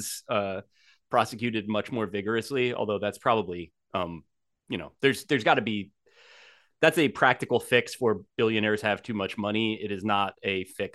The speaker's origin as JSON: {"language": "English", "region": "New Jersey", "country": "United States", "tie": "born or raised there", "said": "I grew up in New Jersey"}